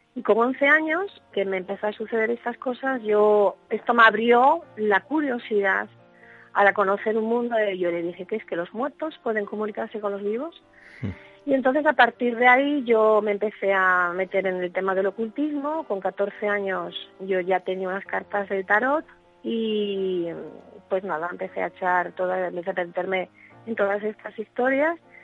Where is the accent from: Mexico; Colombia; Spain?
Spain; Asturias; yo nací en Asturias eh, a finales de los años 60 y aquí hay bastante tradición